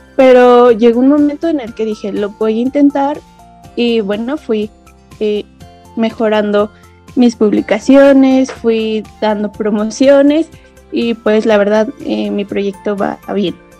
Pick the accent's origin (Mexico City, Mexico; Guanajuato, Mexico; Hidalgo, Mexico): Hidalgo, Mexico; soy del estado de Hidalgo, en México